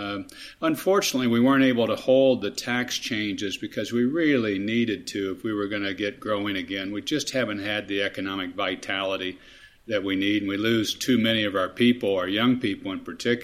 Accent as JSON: {"language": "English", "region": "Kansas", "country": "United States", "tie": "born or raised there", "said": "I was delighted to be able to serve my home state, my home people as governor"}